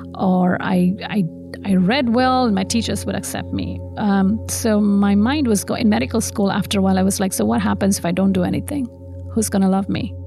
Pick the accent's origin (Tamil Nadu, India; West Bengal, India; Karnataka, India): Tamil Nadu, India; moved away as an adult; also born or lived in Madurai; now in Central Florida, United States; I grew up in South India, so um, I was born in Madurai, which um, honestly is called a city of temples